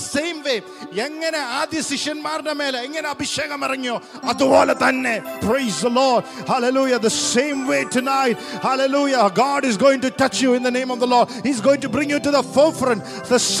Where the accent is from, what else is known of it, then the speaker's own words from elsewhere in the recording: India; as an Indian